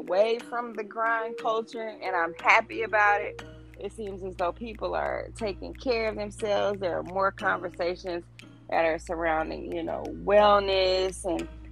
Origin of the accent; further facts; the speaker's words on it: Dothan, Alabama, United States; I come from Dothan, Alabama